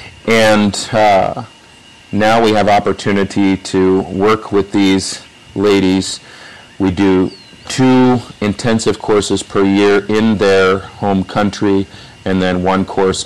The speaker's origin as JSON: {"language": "English", "country": "United States", "moved": "as an adult", "lives_now": "Dominican Republic", "said": "Me as an American from the United States"}